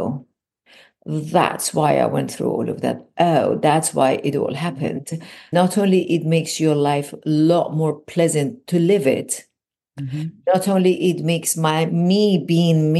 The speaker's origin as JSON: {"language": "English", "country": "Iran", "tie": "born or raised there", "moved": "as an adult", "lives_now": "California, United States", "said": "I was born and raised in Iran"}